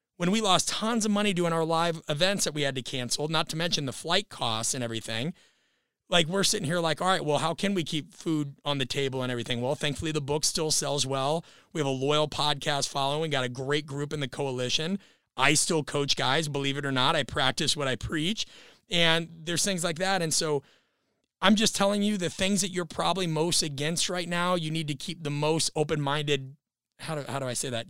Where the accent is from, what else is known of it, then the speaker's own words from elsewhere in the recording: Nebraska, United States; I'm from Nebraska as well